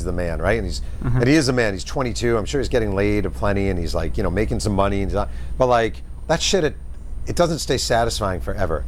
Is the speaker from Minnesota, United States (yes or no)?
no; Mahopac, New York, United States; moved away; also born or lived in New Rochelle, New York; I'm from Mayo Pack.